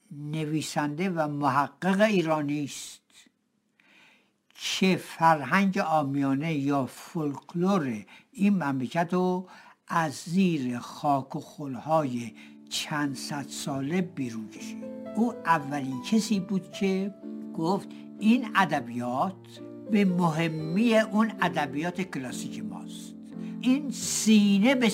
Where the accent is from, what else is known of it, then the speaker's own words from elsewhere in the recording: Tehran, Tehran Province, Iran; من تهرانی هستم و در منطقه چهارراه مخبر دوله متولد شدم